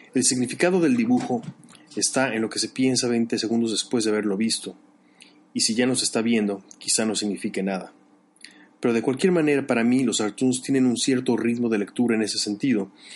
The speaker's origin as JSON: {"language": "Spanish", "country": "Mexico", "tie": "born or raised there", "also_born_or_lived": "Chicago", "moved": "as an adult", "said": "Yo he vivido una situación similar de niño en la escuela en México"}